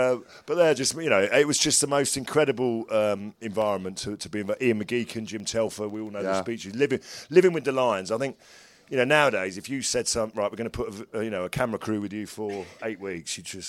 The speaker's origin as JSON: {"language": "English", "country": "Ireland", "said": "Because actually, that as an Irishman may have upset me a lot more."}